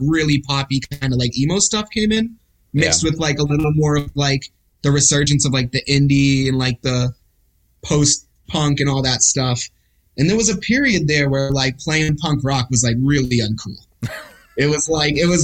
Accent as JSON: {"language": "English", "town": "Boston", "region": "Massachusetts", "country": "United States", "tie": "born or raised there", "also_born_or_lived": "Bay Area / Montreal, Canada / Ottawa, Canada", "moved": "as an adult", "said": "Born and raised in Boston"}